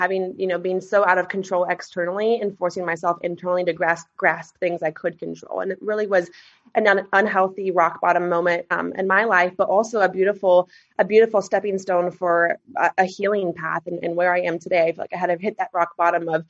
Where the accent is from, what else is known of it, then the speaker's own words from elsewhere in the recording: Alaska, United States; also born or lived in Boise, Idaho; I was born and raised in Alaska